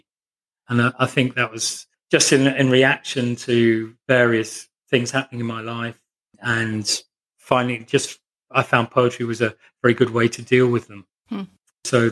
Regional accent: Northamptonshire, East Midlands, United Kingdom; I grew up in Northamptonshire

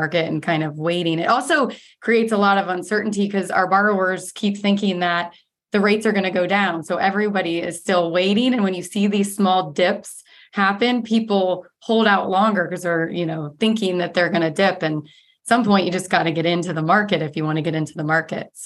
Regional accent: Ohio, United States; now in Arizona, United States; I'm from Ohio

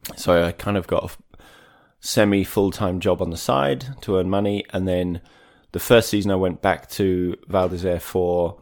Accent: Maidstone, South East England, United Kingdom; also born or lived in Wales; I'm from Maidstone in Kent so about an hour southeast of London. Mm-hmm. I was brought up there, spent a bunch of time in Wales growing up

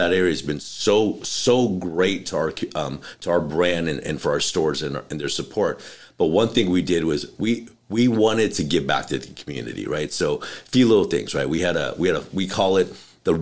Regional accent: Los Angeles, California, United States; I grew up in North Hollywood

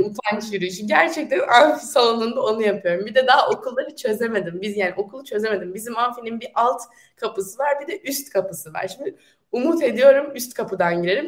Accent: Turkey; moved away as an adult; now in France; Türk'üm ben

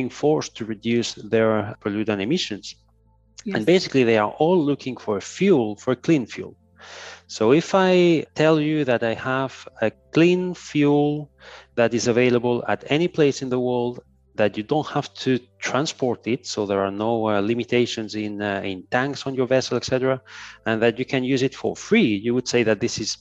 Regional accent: Ibiza, Balearic Islands, Spain; moved away; also born or lived in Barcelona; I was born in Ibiza, which is a small island in the Mediterranean Sea. Mm-hmm. So I've always been surrounded by the sea. Then I moved to Barcelona

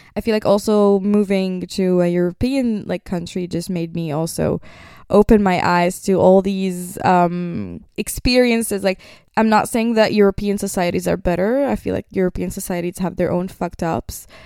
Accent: Nazareth, Northern District, Israel; I was born in Nazareth. That means I grew up with two religions

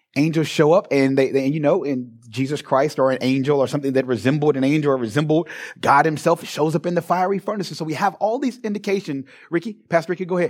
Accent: Louisville, Kentucky, United States; moved away as an adult; now in Springfield, Ohio, United States; born and raised in Louisville, Kentucky, and just moved to Ohio a few years ago.

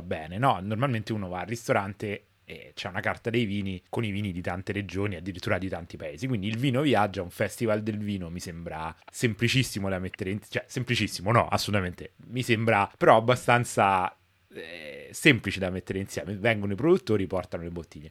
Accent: Rome, Lazio, Italy; moved away as an adult; da romano che però vive da un po' di anni all'estero. Insomma, io a Roma, crescendo

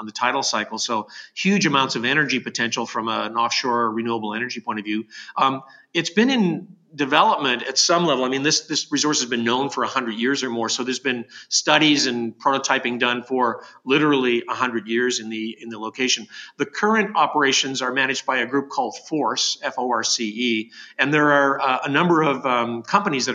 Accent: Canada

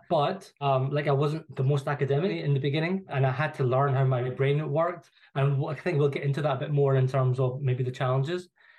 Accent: Glasgow, Scotland, United Kingdom; moved away as an adult; now in London, United Kingdom; you could probably tell from my accent, like, I'm not from London. So I was born and bred in Glasgow. So I'm a Glaswegian. I went to school there

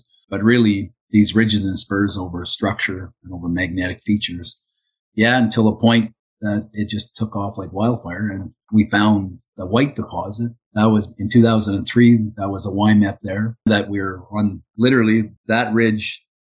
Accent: Timmins, Ontario, Canada; I'm from the Timmins camp

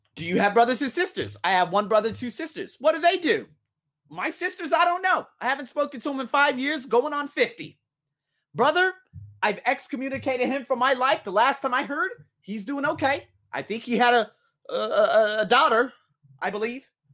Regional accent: United States; now in Thailand; I'm from America

